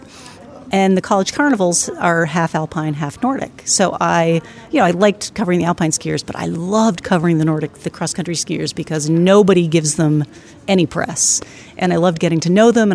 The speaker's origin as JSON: {"language": "English", "town": "Lyndonville", "region": "Vermont", "country": "United States", "tie": "born or raised there", "also_born_or_lived": "New Haven, Connecticut / Rutland, Vermont", "said": "I was raised in northern Vermont in Lindenville. I have to say, though, that I was not born in Vermont. I was born in New Haven, Connecticut, and we moved to Vermont when I was three."}